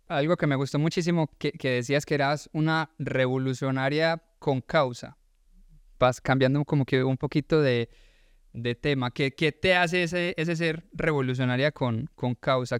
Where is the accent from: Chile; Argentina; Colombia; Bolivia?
Colombia; now in Georgia, United States